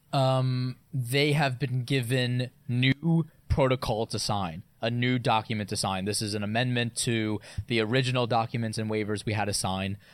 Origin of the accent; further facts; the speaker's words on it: New York, United States; being a New Yorker